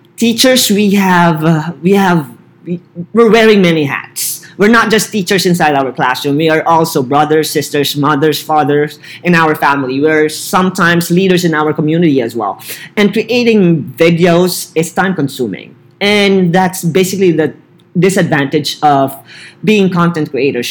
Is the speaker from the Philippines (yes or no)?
yes; Philippines; English is a second language; moved away as an adult; also born or lived in Barstow, California; now in California, United States; As a Filipino citizen